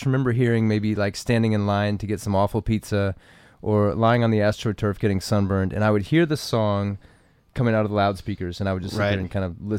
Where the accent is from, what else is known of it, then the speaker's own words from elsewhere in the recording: Nashville, Tennessee, United States; growing up in Nashville